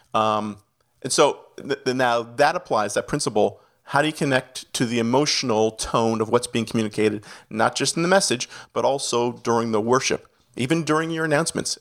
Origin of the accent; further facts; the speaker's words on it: Canada; accent: Canadian; moved away as an adult; also born or lived in Toronto, Ontario / Miami; now in New Jersey, United States; I'm a Canadian citizen, so you might catch a little bit of the accent throughout